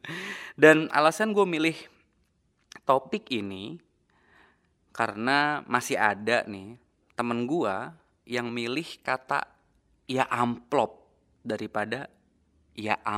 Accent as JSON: {"language": "Indonesian", "town": "Cirebon", "region": "West Java", "country": "Indonesia", "said": "kayak di daerah rumah gue di desa gue di kabupaten Cirebon"}